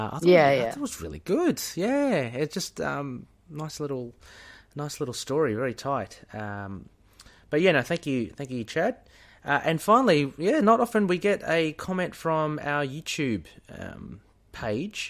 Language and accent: English; Australia; we're Aussie